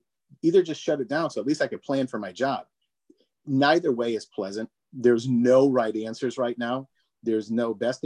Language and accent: English; Meriden, Connecticut, United States; I'm from Meriden